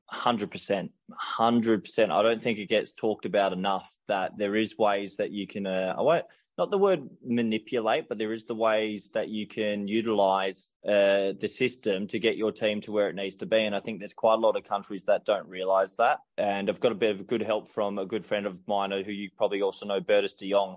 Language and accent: English; Australia; moved away as an adult; now in Spain; I was brought up in Australia